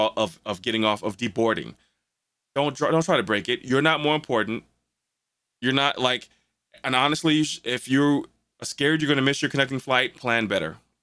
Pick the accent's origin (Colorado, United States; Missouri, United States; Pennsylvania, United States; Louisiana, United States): Missouri, United States; St. Louis; we're from St. Louis